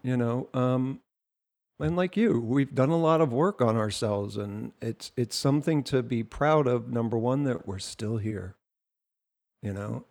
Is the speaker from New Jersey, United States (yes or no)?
yes; New Jersey, United States; I'm from Jersey.